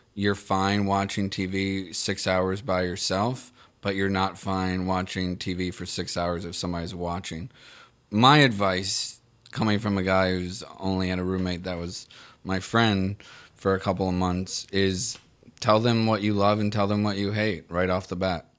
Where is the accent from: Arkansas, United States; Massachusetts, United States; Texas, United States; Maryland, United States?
Maryland, United States; Baltimore; moved away; Baltimore, my hometown